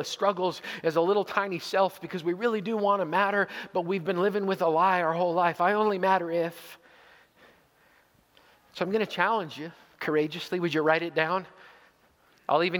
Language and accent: English; Canada; also born or lived in Zweibrücken, Germany; As a Canadian